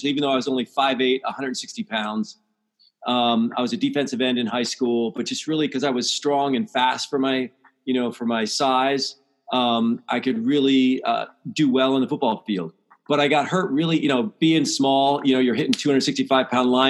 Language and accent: English; Pennsylvania, United States; I grew up in Pennsylvania